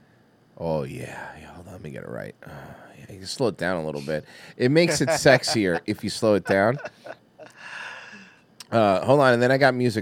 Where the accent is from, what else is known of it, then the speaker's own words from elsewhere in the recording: Florida, United States; I'm from Florida.